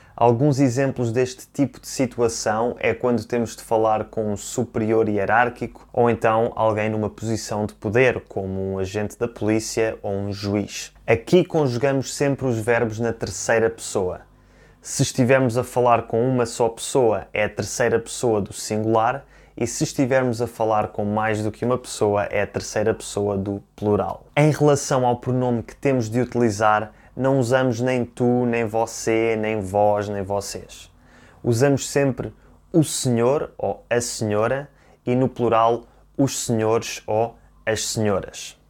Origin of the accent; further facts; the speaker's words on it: Portugal; eu próprio, que nasci e cresci em Portugal